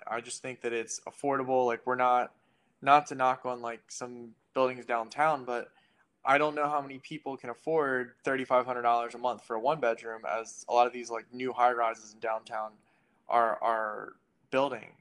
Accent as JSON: {"language": "English", "country": "United States", "tie": "born or raised there", "moved": "as an adult", "lives_now": "Philadelphia, United States", "said": "I grew up an hour outside of Philly"}